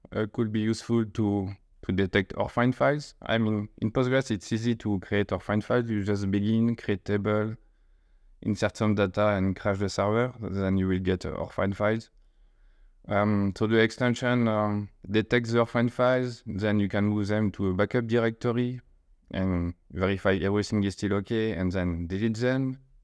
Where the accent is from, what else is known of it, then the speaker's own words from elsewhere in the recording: eastern France, France; accent: French; English is a second language; I grew up in the, uh, east of France